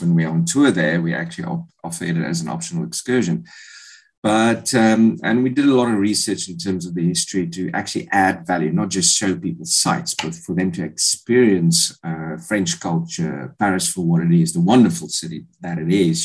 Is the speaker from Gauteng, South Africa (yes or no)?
no; Bloemfontein, Free State, South Africa; moved away as an adult; also born or lived in England; I come from Bloemfontein, um, grew up there.